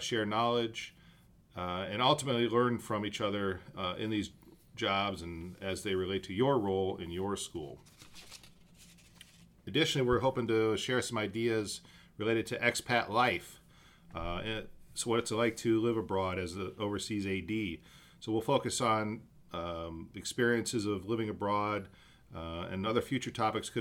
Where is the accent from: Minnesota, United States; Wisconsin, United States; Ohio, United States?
Ohio, United States; Akron; moved away as an adult; also born or lived in Riga, Latvia; now in Budapest, Hungary; I'm originally from the United States, from Akron, Ohio